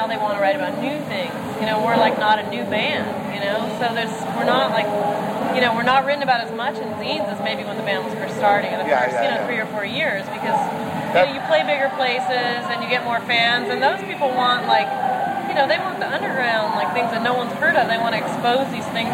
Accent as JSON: {"language": "English", "area": "the Northwest", "region": "Pacific Northwest", "country": "United States", "said": "We're from the Northwest."}